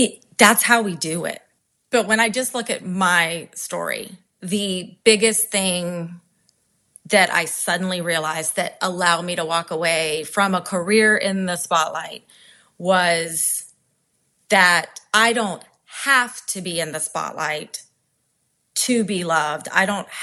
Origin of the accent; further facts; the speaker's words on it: Charleston, South Carolina, United States; my hometown of Charleston